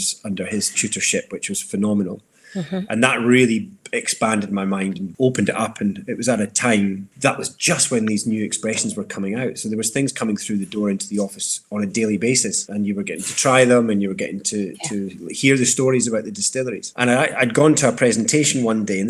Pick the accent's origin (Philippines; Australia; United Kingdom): United Kingdom; Dundee, Scotland; also born or lived in Glasgow / London; I grew up in Dundee, so I had a lot of catching up to do with my school pals.